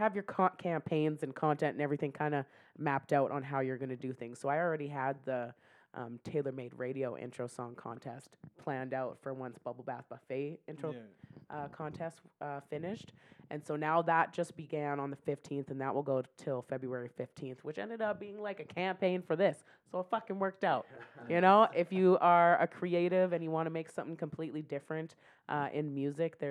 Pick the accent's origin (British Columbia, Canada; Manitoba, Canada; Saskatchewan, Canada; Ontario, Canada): Saskatchewan, Canada; now in Calgary, Canada; I was born in Saskatchewan, then I grew up in a town of 400 people